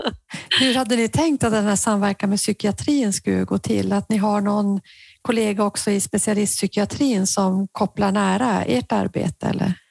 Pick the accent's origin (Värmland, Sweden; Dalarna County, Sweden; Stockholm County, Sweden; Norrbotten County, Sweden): Norrbotten County, Sweden; i Norrbotten i alla fall, där jag kommer ifrån